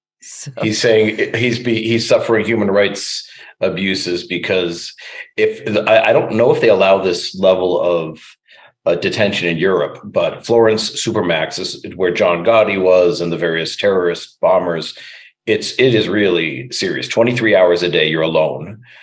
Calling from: Canada; like I'm talking now from Canada, we don't have that kind of really, really severe lockdown.

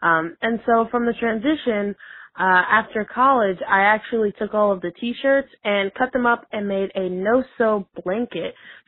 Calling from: Tampa, Florida, United States; I'm from Tampa, Florida.

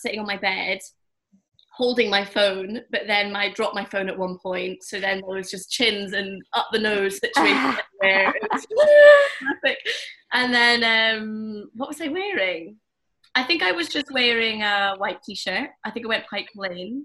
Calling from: Edinburgh, Scotland, United Kingdom; I'm calling from Edinburgh

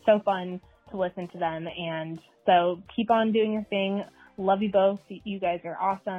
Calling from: Oregon, United States; I'm from Oregon, and I wanted to call in and say happy birthday.

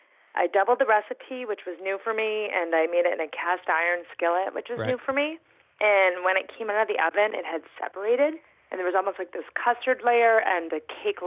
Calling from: Boston, Massachusetts, United States

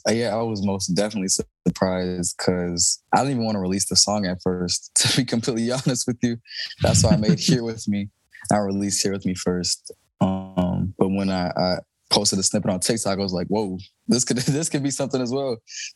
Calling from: Houston, Texas, United States; Yeah, it's still Thursday. It's Houston, hot Houston.

